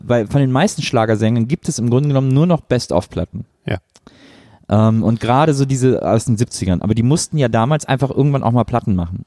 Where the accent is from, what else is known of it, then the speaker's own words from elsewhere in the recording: Cologne area, North Rhine-Westphalia, Germany; ich komme aus dem Kölner äh, Großraum